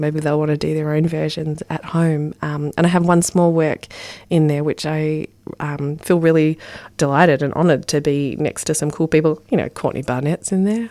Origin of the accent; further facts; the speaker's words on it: Ballarat, Victoria, Australia; I grew up in Ballarat